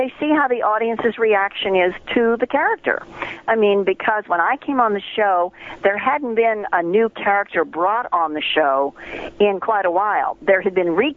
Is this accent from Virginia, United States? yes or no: yes; Petersburg, Virginia, United States; moved away; I grew up right outside of Richmond in Petersburg, and that was my home